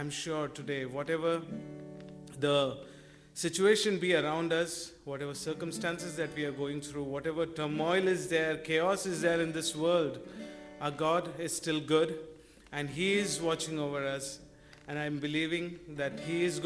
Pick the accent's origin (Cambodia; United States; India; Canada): India; moved away as an adult; now in Scotland, United Kingdom; We're coming from India, and we've been here since November